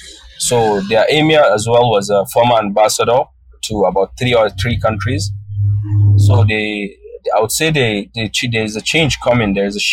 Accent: Northern Nigeria, Nigeria; first language Hausa; English is a second language; now in Malaysia; My mother tongue is Hausa, which is the language of northern Nigeria.

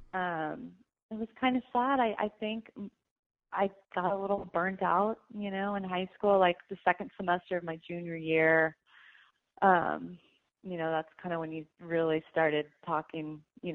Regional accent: Oklahoma City, Oklahoma, United States; I grew up in Oklahoma City.

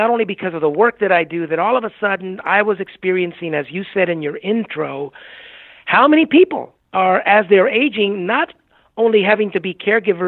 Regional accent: Southern California, United States; moved away as an adult; also born or lived in Puerto Rico / New Mexico; now in West Palm Beach, United States; I grew up in Southern California

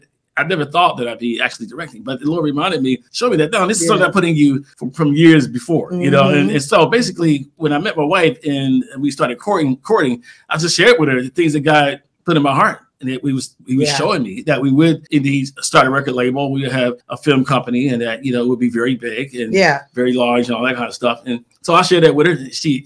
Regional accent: Philadelphia, Pennsylvania, United States; now in Arizona, United States; We came out here in 2007, we're from Philadelphia to Arizona

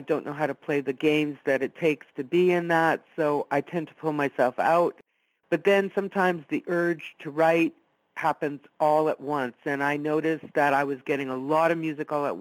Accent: Italy; first language Italian; English is a second language; I was born and raised Italian. It was my first language.

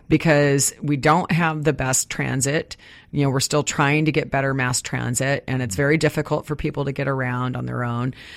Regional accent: Midwest, United States; now in Puget Sound, United States; I grew up in the Midwest

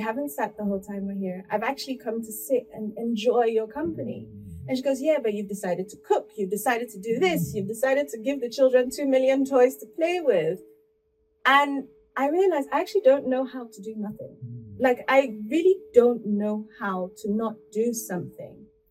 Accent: Port Harcourt, Rivers State, Nigeria; now in United Kingdom; I was born in Port Harcourt. I grew up in Port Harcourt.

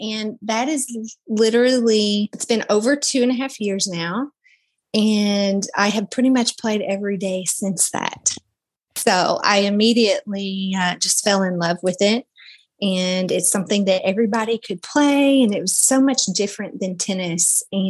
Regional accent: Kentucky, United States; now in Florida, United States; I came from Kentucky, or I moved to Florida from Kentucky about 5.5 years ago.

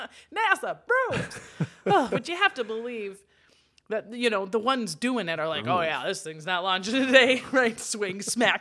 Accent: Wisconsin, United States; Okay, we're from Wisconsin. We understand the concept.

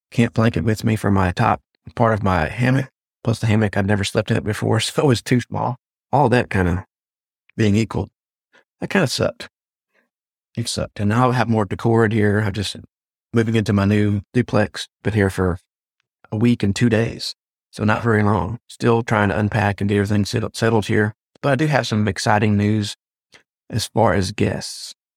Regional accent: Jefferson, Texas, United States; my hometown of Jefferson, Texas

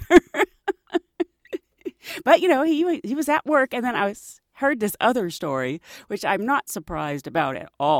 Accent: Pittsburgh, Pennsylvania, United States; the amusement park where I grew up in Pittsburgh is Kennywood

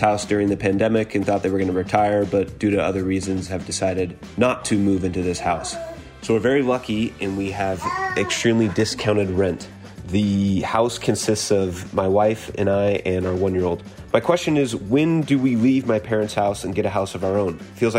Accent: Seattle, Washington, United States; now in Northern Arizona, United States; I currently live in Northern Arizona. However, I'm originally from Seattle. I'm very lucky to be currently living in my parents' house that they built for retirement.

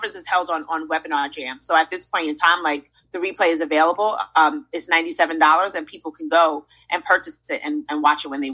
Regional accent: New York City, New York, United States; now in Charlotte, United States; I'm from Brooklyn, so I always root for Brooklyn

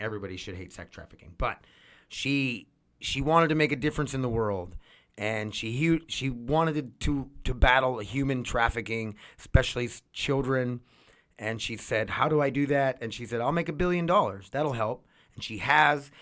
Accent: North Dakota, United States; we come from North Dakota where we watch hockey all the time

